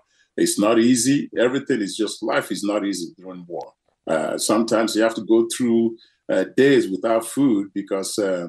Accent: Nigeria; It was very difficult. But, you know, as a child, you don't know how difficult it was. We were just having a great time. But, I think it was 5 years old when the Civil War broke out.

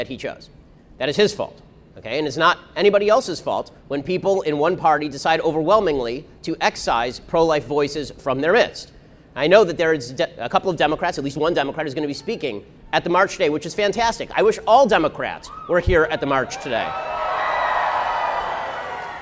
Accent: California, United States; I'm from California

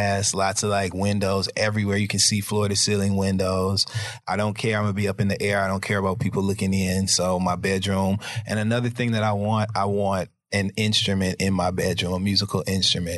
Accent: Midwest, United States; I'm from the Midwest

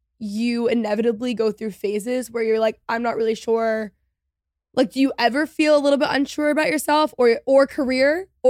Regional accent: Texas, United States; I always smile. I'm from Texas. I say hello to everyone.

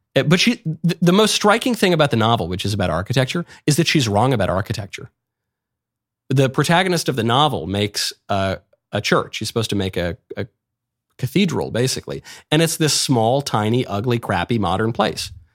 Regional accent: New York, United States; I grew up in New York.

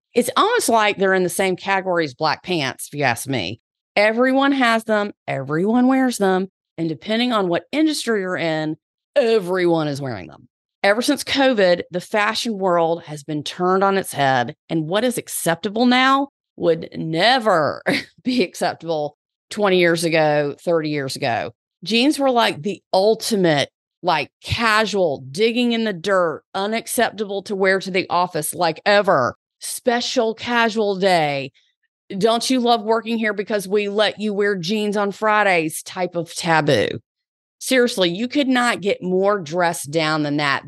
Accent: the South, United States; accent: Southern; my Southern accent.

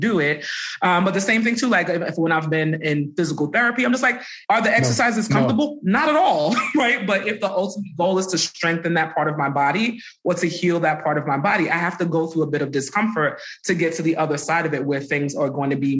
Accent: New York City, New York, United States; I grew up in Brooklyn

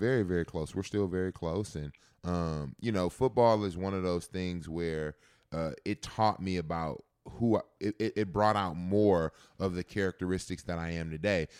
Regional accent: Texas, United States; growing up in Texas

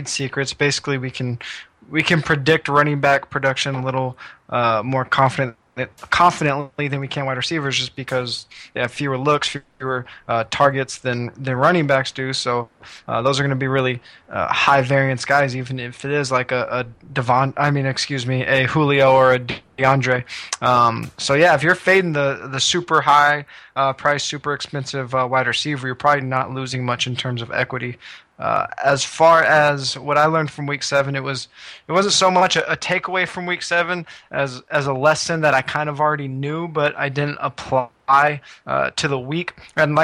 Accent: West Coast, United States; growing up on the West Coast

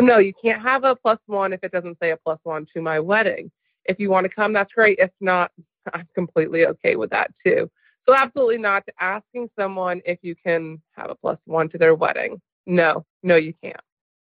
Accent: New Hampshire, United States; now in Greenville, United States; I'm in Greenville, South Carolina, but you know I'm originally from New Hampshire.

